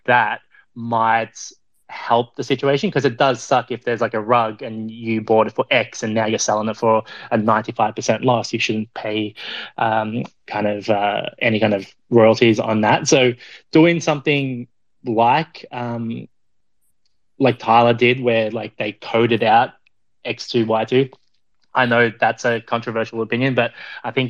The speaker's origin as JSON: {"language": "English", "country": "Australia", "moved": "yes", "lives_now": "New York, United States", "said": "I'm Australian"}